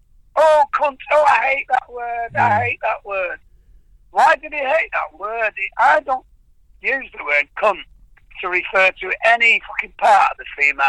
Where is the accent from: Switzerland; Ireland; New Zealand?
Ireland